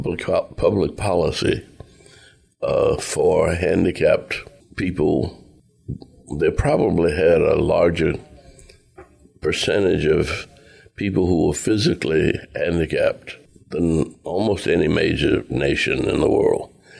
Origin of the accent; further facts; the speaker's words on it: New Orleans, Louisiana, United States; Growing up in New Orleans, 50 yards from where I was born was the headquarters of the Nazi Party, the German-American Bund.